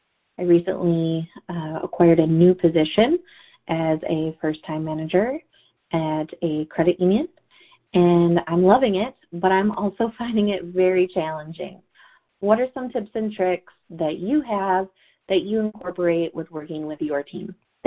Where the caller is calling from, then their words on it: Goodrich, Michigan, United States; I'm calling from Goodrich, Michigan.